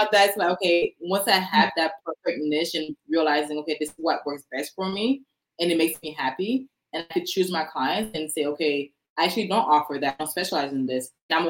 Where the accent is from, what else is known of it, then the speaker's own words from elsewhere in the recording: Orlando, Florida, United States; So I'm mainly from Orlando.